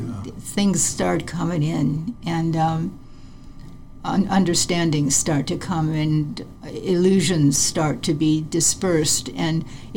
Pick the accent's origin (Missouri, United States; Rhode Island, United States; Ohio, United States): Ohio, United States; also born or lived in Detroit; In the Midwest, in Ohio, and then my husband was working for GM in Detroit.